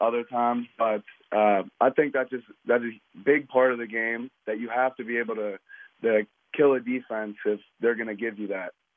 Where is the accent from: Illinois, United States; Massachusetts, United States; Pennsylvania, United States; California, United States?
Pennsylvania, United States; Pittsburgh; play in this city, my hometown